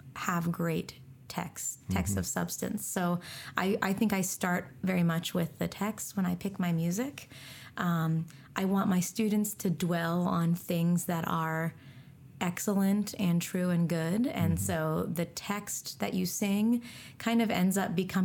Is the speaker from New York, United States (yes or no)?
no; Pennsylvania, United States; also born or lived in Georgia; I'm from Pennsylvania. Mm-hmm. I taught public school outside of Philadelphia. So Pennsylvania is my home